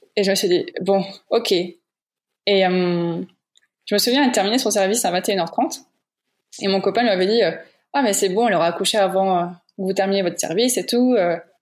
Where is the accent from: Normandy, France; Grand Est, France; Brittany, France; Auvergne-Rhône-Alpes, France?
Grand Est, France; Moselle; moved away as an adult; now in Luxembourg; de base, je suis de Moselle en France